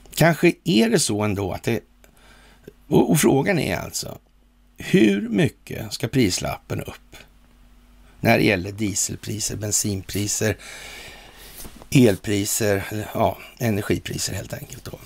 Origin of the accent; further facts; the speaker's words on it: Sweden; vi är svenskar